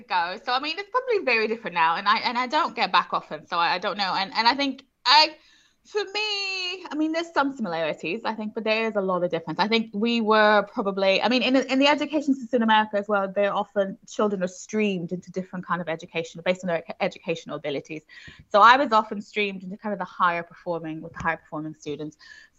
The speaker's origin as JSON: {"language": "English", "town": "Houston", "region": "Texas", "country": "United States", "tie": "born or raised there", "said": "Yes, I did. Yeah, I'm American originally"}